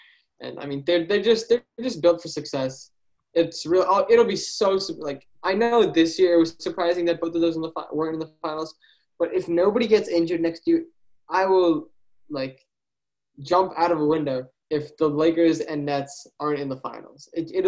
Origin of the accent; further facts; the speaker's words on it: New Jersey, United States; I'm from New Jersey.